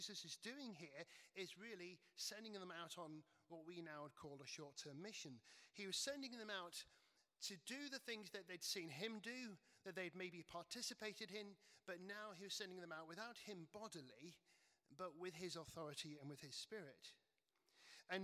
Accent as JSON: {"language": "English", "area": "Cheshire", "region": "North West England", "country": "United Kingdom", "tie": "born or raised there", "said": "where I grew up in Cheshire"}